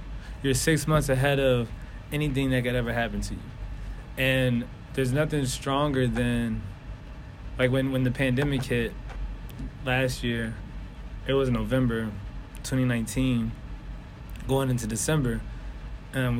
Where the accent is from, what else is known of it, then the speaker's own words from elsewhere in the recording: Philadelphia, Pennsylvania, United States; I'm from North Philly, so nowhere in Philly take me more than 10, 15 minutes.